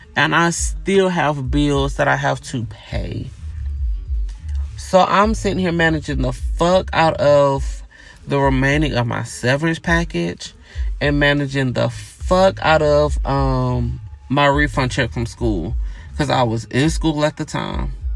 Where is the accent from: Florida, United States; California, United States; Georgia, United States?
Georgia, United States; Gainesville; I grew up in a small town, right? I'm from Gainesville, Georgia, which is like north of Atlanta